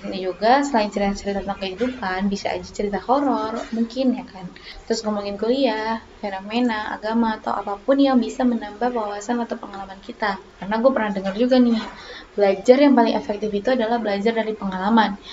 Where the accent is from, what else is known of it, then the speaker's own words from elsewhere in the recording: Batam, Riau Islands, Indonesia; accent: Batam; now in Surakarta, Indonesia; gue asli Batam jadi kalau misalnya logat atau bahasa gue ada yang kayak, kayak gimana gitu ya kan harap malum aja ya karena kental banget emang Batam tulen lah gue gitu